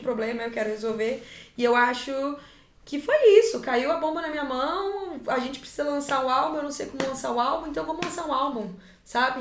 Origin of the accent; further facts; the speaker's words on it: Cianorte, Paraná, Brazil; Eu sou do interior, eu sou de Cianorte, que é uma cidade desse tamaninho